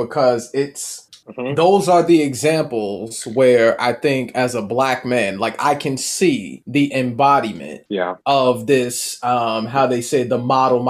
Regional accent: New York City, New York, United States; also born or lived in Mount Vernon, New York; growing up in Mount Vernon, growing up in the Bronx, New York

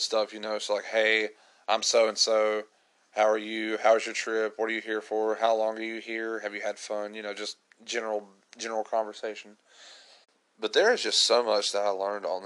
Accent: United States; I'm just an American trying to learn Russian

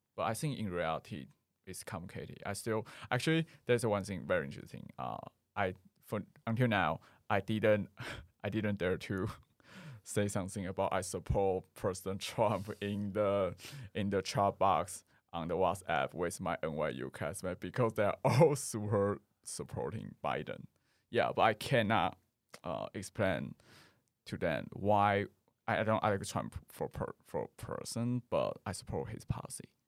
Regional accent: Taoyuan, Taiwan; English is a second language; now in Taipei, Taiwan; I come from Taoyuan. I live in Taipei more than 10 years.

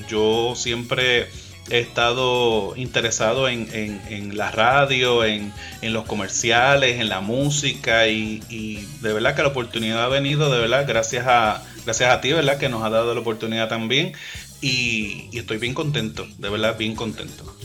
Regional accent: Puerto Rico; yo soy de Calle

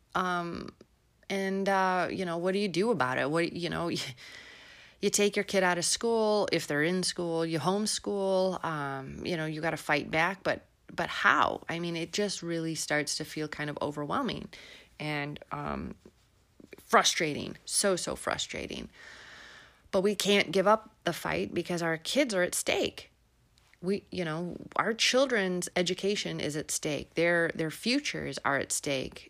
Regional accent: Illinois, United States; moved away; also born or lived in Melbourne, Florida; I'm originally from Illinois, so this this, uh, accent is for real

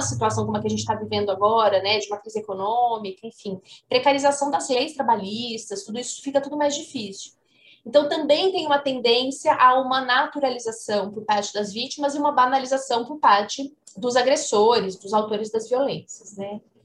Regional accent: Ribeirão Preto, São Paulo, Brazil; moved away as an adult; now in Uberlândia, Brazil; Eu moro em Uberlândia, sou de Ribeirão Preto, mas moro em Uberlândia desde que eu comecei a dar aula aqui na UFO

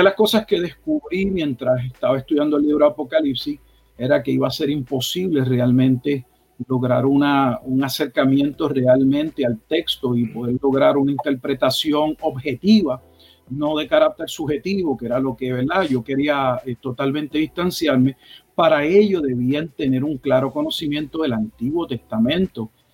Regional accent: Puerto Rico; moved away as an adult; also born or lived in Texas; now in Haltom City, United States; Nací en Puerto Rico

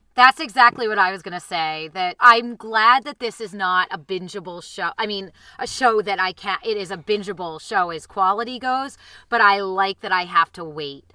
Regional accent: outside Boston, Massachusetts, United States; I didn't grow up in Connecticut. I grew up outside Boston

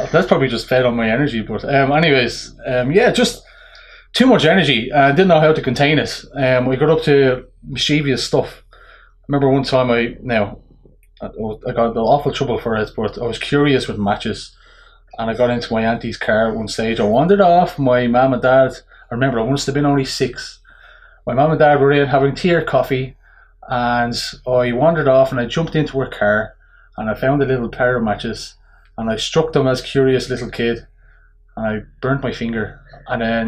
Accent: Dublin, Leinster, Ireland; moved away as an adult; now in Drogheda, Ireland; I'm from Ballyfermot at Dublin

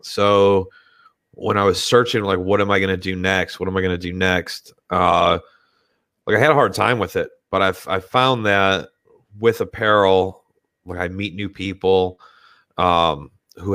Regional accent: Detroit, Michigan, United States; moved away as an adult; also born or lived in Philadelphia, Pennsylvania; now in Pottstown, United States; I'm not actually originally from this area. I grew up in Detroit.

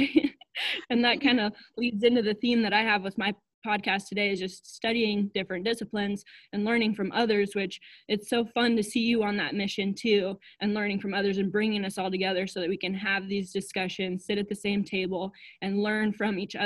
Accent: Western South Dakota, United States; I grew up in Western South Dakota

